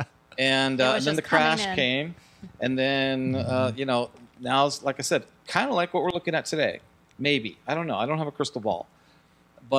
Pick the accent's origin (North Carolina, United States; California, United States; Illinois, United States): California, United States; San Jose; moved away as an adult; now in Las Vegas, United States; I'm from originally from San Jose, California. I moved out here when I was 20 to go to hotel school at UNLV.